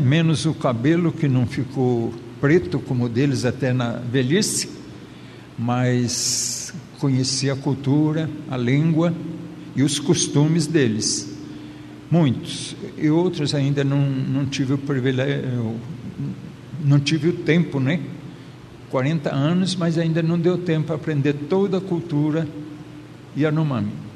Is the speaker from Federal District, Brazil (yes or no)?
no; southern Minas Gerais, Brazil; moved away; eu sou mineiro do sul de Minas